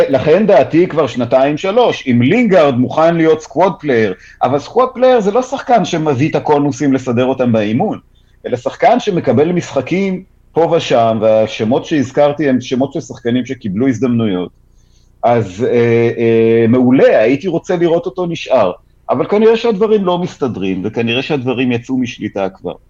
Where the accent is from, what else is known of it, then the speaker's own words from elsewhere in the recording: Haifa, Haifa District, Israel; אז זהו, בתור חיפאי אני זוכר גם את זה.